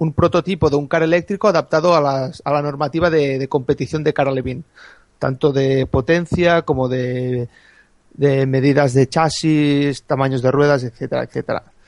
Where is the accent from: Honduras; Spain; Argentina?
Spain; a small village near Lleida, Catalonia; soy de, de Lleida, bueno, de un pueblecito al lado de Lleida